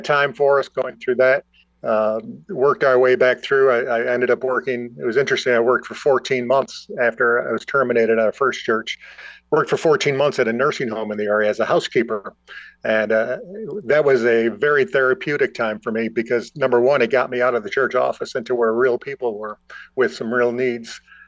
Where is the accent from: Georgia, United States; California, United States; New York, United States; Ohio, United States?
New York, United States; Buffalo; moved away as an adult; now in Watertown, United States; my hometown in Buffalo